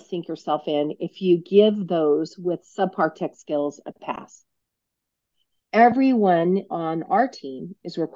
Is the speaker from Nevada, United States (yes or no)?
yes; Reno, Nevada, United States; I'm from Reno, Nevada, probably one of the first people you've ever met from Reno, Nevada